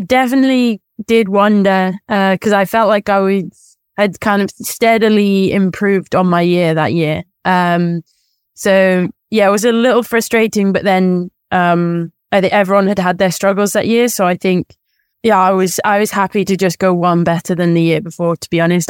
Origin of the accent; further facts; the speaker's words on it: near Birmingham, West Midlands, United Kingdom; it was in Birmingham, so, like, the closest big city to my hometown